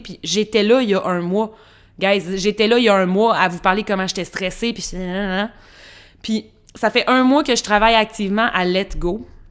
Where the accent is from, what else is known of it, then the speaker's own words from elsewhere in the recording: Trois-Rivières, Quebec, Canada; j'ai grandi dans une petite ville, Trois-Rivières